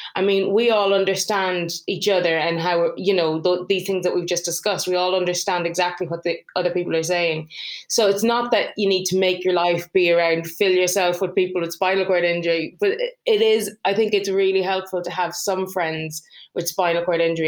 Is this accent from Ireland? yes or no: yes; Ireland; moved away; I'm from Ireland. So if I go to see my parents, they live over there.